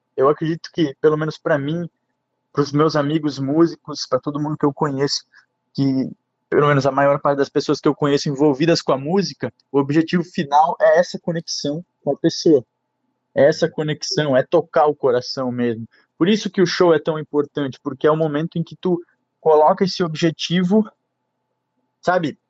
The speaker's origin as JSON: {"language": "Portuguese", "town": "Guabiruba", "region": "Santa Catarina", "country": "Brazil", "said": "eu sou da Guabiruba, que eu moro em Guabiruba."}